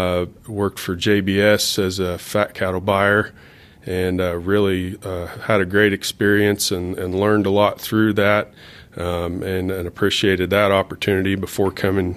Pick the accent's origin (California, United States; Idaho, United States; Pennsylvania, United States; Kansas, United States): Kansas, United States; Pratt; I grew up in Pratt, Kansas, not too far from where you grew up, Shane.